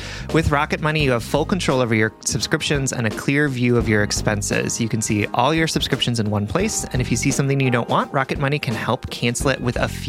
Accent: Deep South, United States; born or raised there

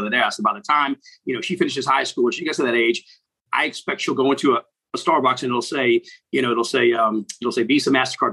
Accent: United States; I'm sitting there from the States

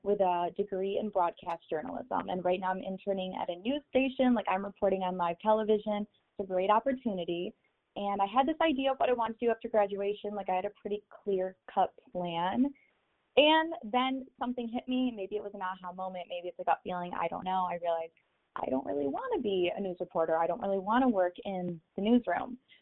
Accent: Michigan, United States; I go to Michigan State University, so I'm from Michigan

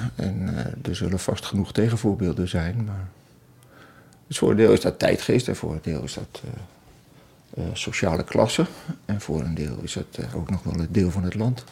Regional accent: Twente, Overijssel, Netherlands; ik, ik kom uit Twente

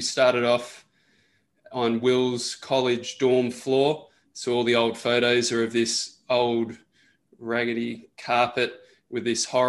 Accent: Australia; I'm an Australian national medalist swimmer. I represented Australia at the World Cups.

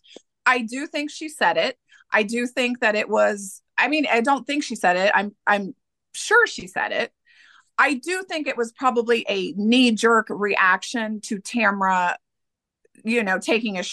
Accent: Middletown, Ohio, United States; I'm from Middletown, Ohio, which is only 20 minutes outside

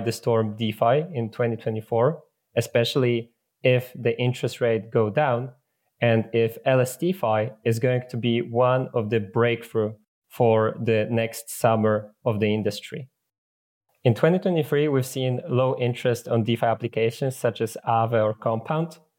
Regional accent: Poland; I come from Poland

